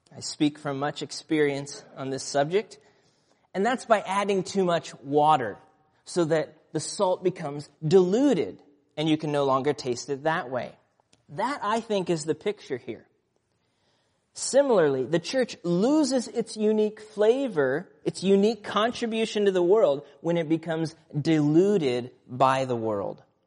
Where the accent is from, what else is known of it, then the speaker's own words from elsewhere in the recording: Nebraska, United States; And growing up in Nebraska, we lived, um, just north of town, a small town uh, rural area